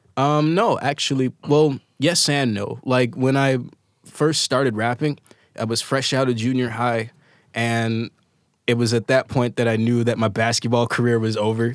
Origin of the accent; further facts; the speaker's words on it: Chicago South Suburbs, Illinois, United States; I'm born in Chicago, like, raised in the South Suburbs